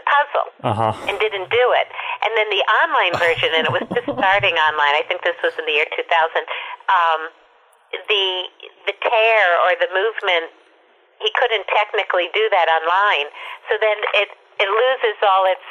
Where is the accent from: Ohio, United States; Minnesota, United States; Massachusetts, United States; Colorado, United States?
Minnesota, United States; Minneapolis; I grew up in Minneapolis, but my parents are New Yorkers